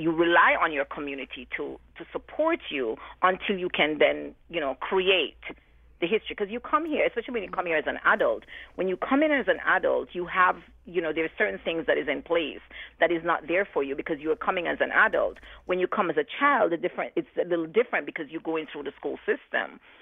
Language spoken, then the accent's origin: English; Jamaica; moved away as an adult; now in New Haven, United States; before I'm known as a Jamaican, I'm known as a black woman